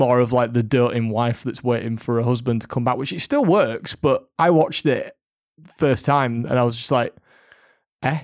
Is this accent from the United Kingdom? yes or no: yes; Yorkshire and the Humber, United Kingdom; We are from Yorkshire